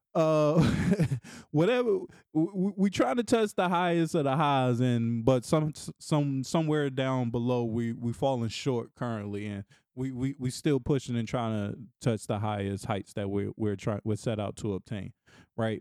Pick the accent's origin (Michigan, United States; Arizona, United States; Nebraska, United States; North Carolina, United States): North Carolina, United States; Raleigh; moved away as an adult; now in Washington, D.C., United States; my hometown of Raleigh, North Carolina